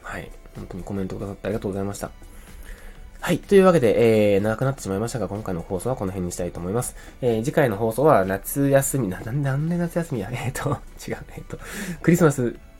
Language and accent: Japanese; Oita, Japan; moved away; also born or lived in Fukuoka; 福岡出身、まあ福岡出身大分県育ちの人間なので